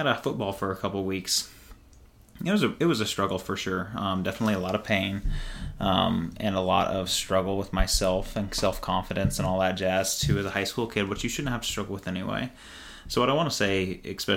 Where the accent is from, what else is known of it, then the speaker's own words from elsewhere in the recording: Rockport, United States; moved away; back in Rockport, my hometown.